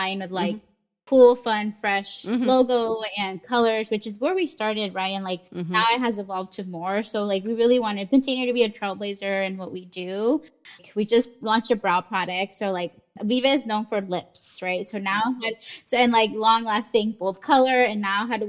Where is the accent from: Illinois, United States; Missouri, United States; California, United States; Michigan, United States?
California, United States; San Diego; I was born and lived in San Diego many years